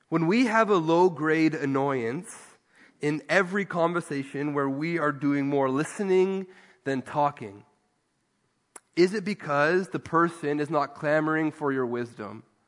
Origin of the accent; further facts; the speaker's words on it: Ontario, Canada; moved away; I grew up in Ontario